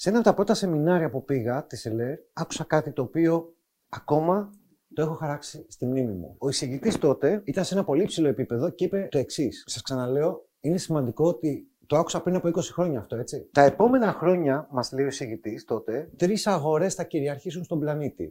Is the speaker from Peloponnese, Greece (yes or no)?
no; Athens, Attica, Greece; Έρχομαι από την Αθήνα, εκεί μεγάλωσα.